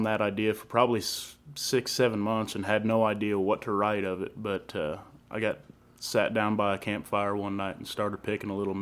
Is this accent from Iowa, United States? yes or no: yes; Carlisle, Iowa, United States; moved away as an adult; now in Texas Hill Country, United States; I play my hometown quite a bit, a little town south of Des Moines called Carlisle